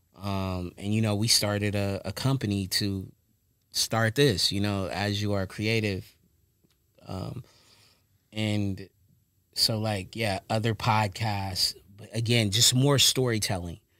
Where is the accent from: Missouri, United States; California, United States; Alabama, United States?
California, United States; Long Beach; also born or lived in Lewes, Delaware; I'm from the city. I'm, I'm from Long Beach